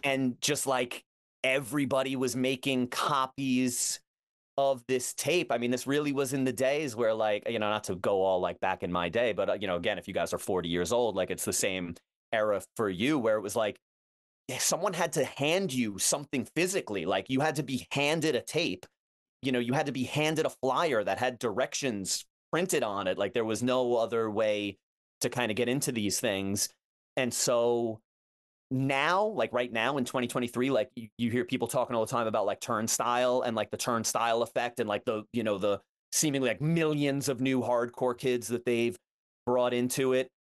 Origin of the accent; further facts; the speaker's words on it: Levittown, New York, United States; when I was growing up, you know, in a, in a two-town radius. So, my town, Levittown, I'm from Levittown, New York